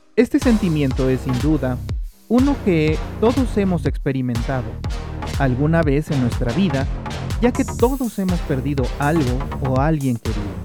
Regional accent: Mexico

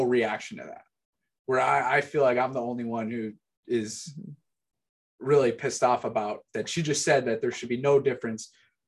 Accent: Chicago, Illinois, United States; Gary and I we're from the Chicago area

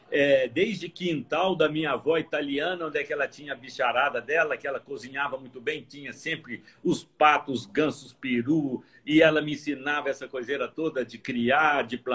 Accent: Varginha, Minas Gerais, Brazil; eu sou é, mineiro, natural de Varginha, no sul de Minas, terra de ah, café.

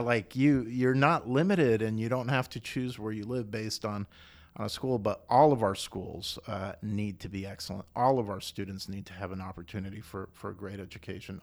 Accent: Costa Rica; moved away as an adult; also born or lived in South Carolina, United States / Austin, Texas, United States; now in Chattanooga, United States; I was born in Costa Rica

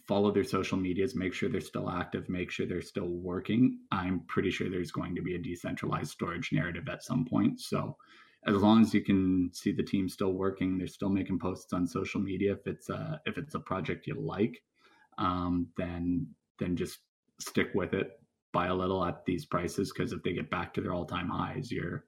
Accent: Canada; for being Canadian

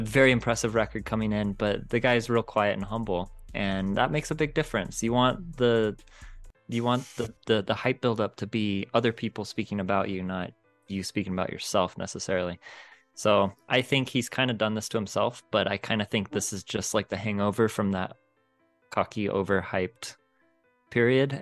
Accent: United States; as an American dude

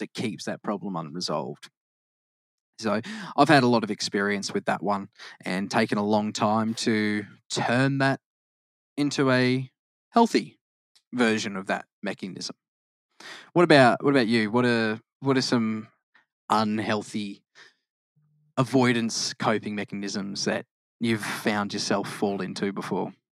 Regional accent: Queensland, Australia; also born or lived in Victoria, Australia; I'm more of a Queenslander

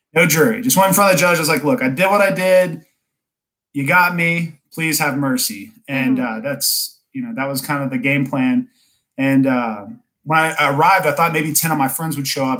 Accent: Kennesaw, Georgia, United States; now in North Atlanta, United States; not Atlanta itself, but I grew up in Kennesaw

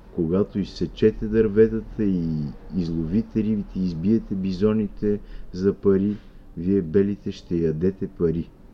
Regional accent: Bulgaria; българите, които мислиме да. със своя български език

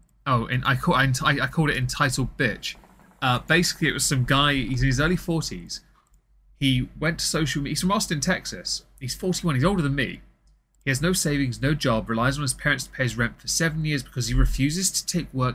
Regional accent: England, United Kingdom; I'm obviously English

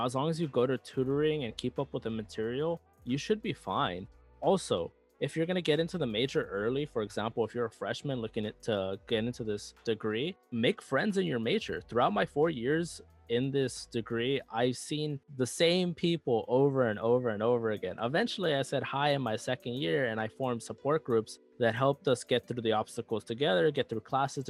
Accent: Los Angeles, California, United States; moved away as an adult; I come from South Central Los Angeles, where our schools weren't all that great compared to other schools

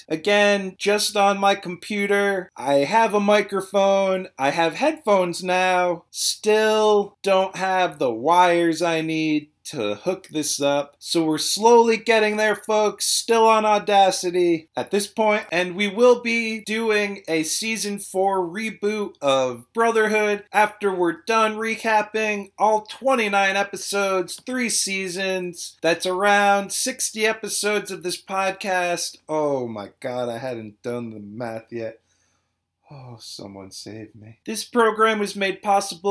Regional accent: Providence, Rhode Island, United States; I was born in Providence. I'm gonna die in Providence.

